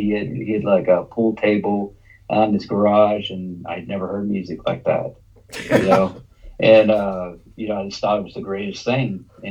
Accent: Dallas, Texas, United States; I was born and raised in Dallas, Texas.

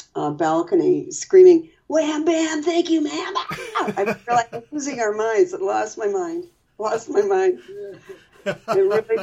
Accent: Cleveland, Ohio, United States; now in New York City, United States; I'm from Cleveland

